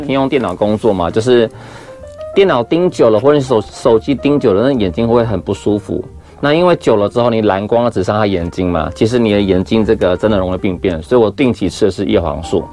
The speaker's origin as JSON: {"language": "Chinese", "region": "Yunlin County", "country": "Taiwan", "tie": "born or raised there", "said": "我们云林那边啊，就很乡下，穷乡僻野嘛"}